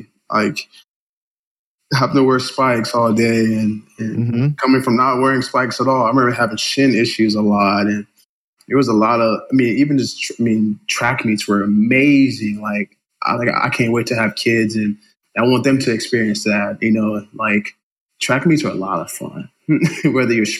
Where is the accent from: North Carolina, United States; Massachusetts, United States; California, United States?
California, United States; Carson; also born or lived in Compton, California / San Dimas, California; So I'm an inner city kid here in LA, born and raised in Carson, Compton, which is kind of next to each other. So Carson, Compton, California